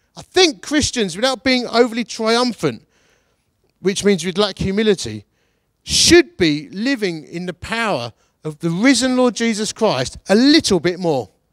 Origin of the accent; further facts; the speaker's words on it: Essex, East of England, United Kingdom; now in Derbyshire, United Kingdom; I'm from Essex. We're proper grumpy about everything all the time